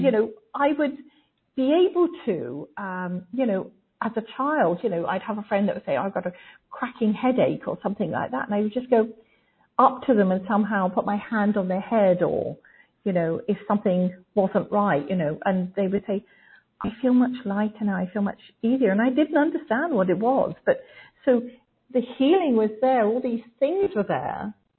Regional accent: England, United Kingdom; growing up in England

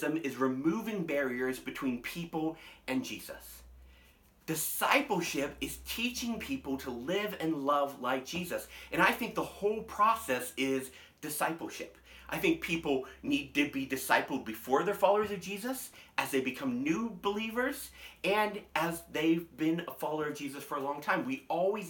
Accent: United States; as American Christians

